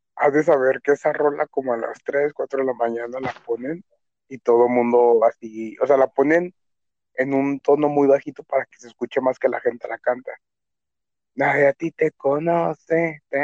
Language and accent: Spanish; Mexico; Soy un cocinero mexicano.